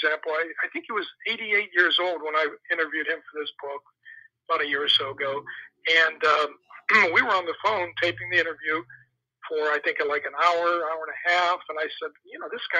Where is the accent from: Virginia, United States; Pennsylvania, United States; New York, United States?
Pennsylvania, United States; Pittsburgh; I was born in Pittsburgh.